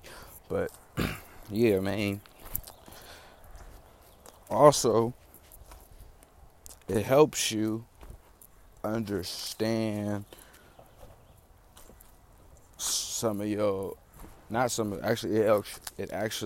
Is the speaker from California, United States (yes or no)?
yes; Oakland, California, United States; I'm from Oakland, California. You feel me? You know, 64th MacArthur is where I grew up